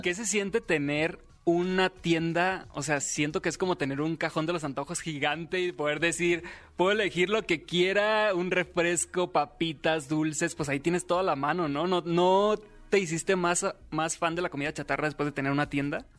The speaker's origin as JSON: {"language": "Spanish", "town": "Los Mochis", "region": "Sinaloa", "country": "Mexico", "tie": "born or raised there", "moved": "yes", "said": "yo nací en Los Mochis, Sinaloa. Ya tengo algunos años viviendo aquí"}